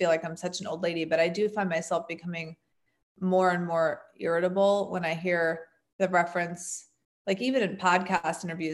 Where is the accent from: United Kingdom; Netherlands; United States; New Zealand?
United States; As an American woman